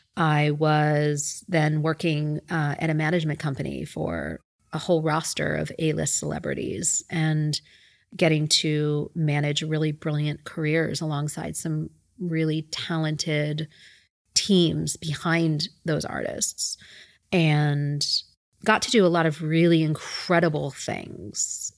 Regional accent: Philadelphia, Pennsylvania, United States; moved away; I growing up in Philadelphia, uh, where my parents and my brother still reside

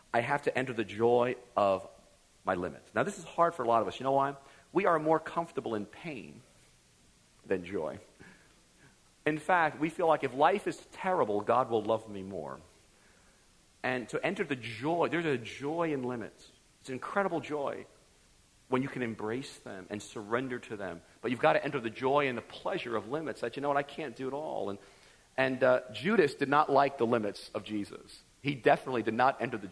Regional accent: United States; I was raised in America, like many of you

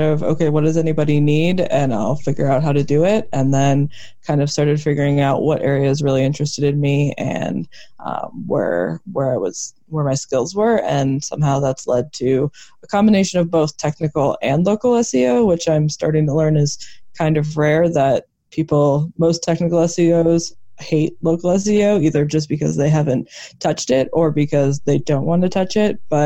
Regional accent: Midwest, United States; now in Denver, United States; I grew up in the Midwest

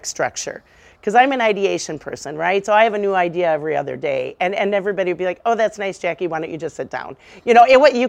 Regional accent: Mendota Heights, Minnesota, United States; I grew up in Menomina, Minnesota. It's a suburb of St. Paul, Minnesota

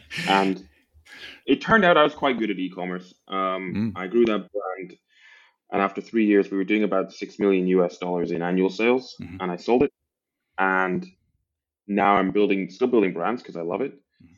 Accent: Aberdeen, Scotland, United Kingdom; accent: mishmash; also born or lived in England; I'm from Northeast Scotland. My accent doesn't necessarily give it away. My accent's a bit of a mishmash. Born in England, raised in Scotland, from an oil town. So Aberdeen in Scotland is like our version of Houston, but less sunny.

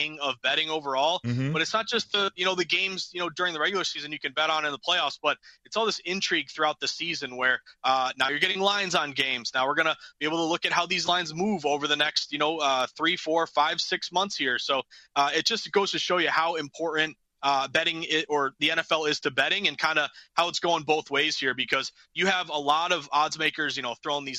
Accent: New England, United States; we're both from New England

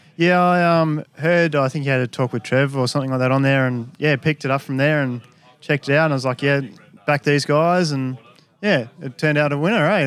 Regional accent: Tasmania, Australia; I'm from Tassie

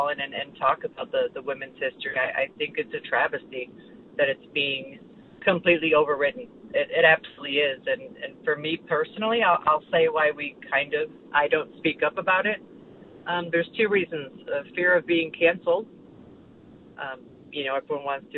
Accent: Chicago, Illinois, United States; moved away; I was originally from Chicago

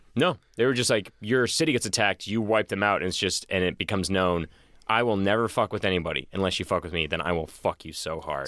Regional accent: Boston, Massachusetts, United States; I'm from Boston

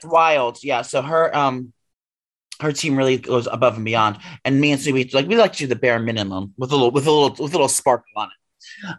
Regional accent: New York City, New York, United States; as a young gay boy growing up in New York City

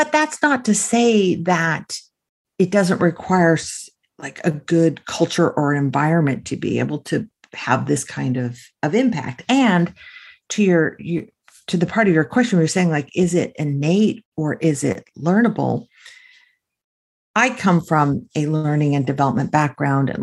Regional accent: California, United States; I grew up in California.

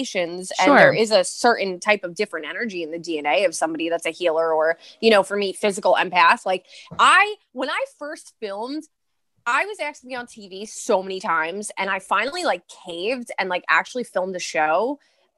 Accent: New York City, New York, United States; I'm from Brooklyn, Staten Island

